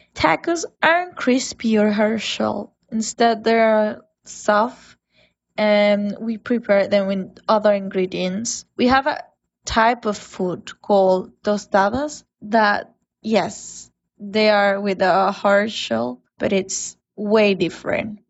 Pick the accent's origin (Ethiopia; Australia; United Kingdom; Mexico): Mexico; moved away; I'm from Mexico.